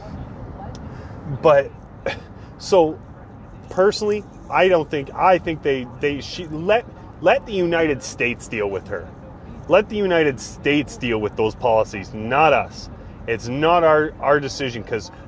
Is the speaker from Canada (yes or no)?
yes; Canada; my country, our country. You know? We're Canadians